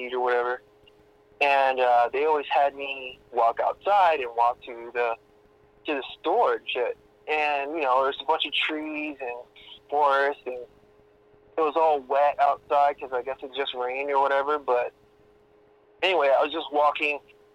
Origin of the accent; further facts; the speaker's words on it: Florida, United States; moved away; I'm from Florida